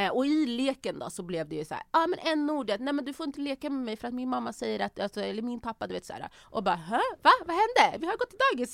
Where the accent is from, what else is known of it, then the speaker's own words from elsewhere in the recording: Örebro, Örebro County, Sweden; moved away as an adult; also born or lived in Banjul, Gambia; now in Stockholm, Sweden; jag är uppväxt i Örebro, i Vivalla